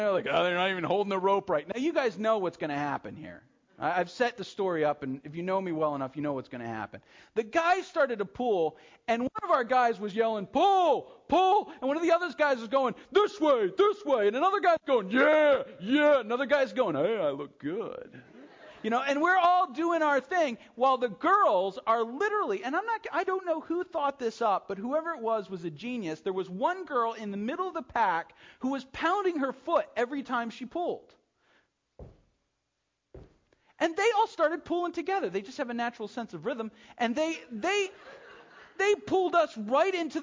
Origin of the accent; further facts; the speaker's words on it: United States; we're American Christians